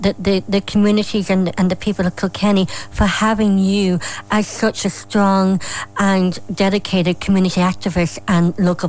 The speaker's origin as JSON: {"language": "English", "town": "Derry", "region": "Northern Ireland", "country": "United Kingdom", "tie": "born or raised there", "said": "when I grew up in the Glen in Derry."}